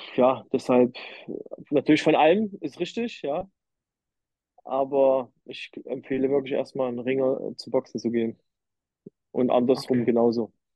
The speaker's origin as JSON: {"language": "German", "town": "Leipzig", "region": "Saxony", "country": "Germany", "said": "Ich komme ja aus Leipzig"}